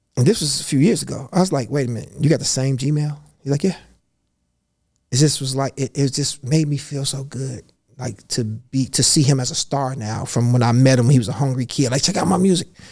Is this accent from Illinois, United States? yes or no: yes; Chicago, Illinois, United States; I'm from Chicago. I'm from the south side of Chicago